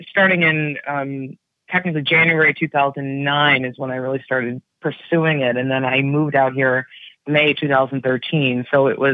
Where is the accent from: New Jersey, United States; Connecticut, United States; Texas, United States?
Connecticut, United States; West Hartford; now in California, United States; I grew up in West Hartford, Connecticut.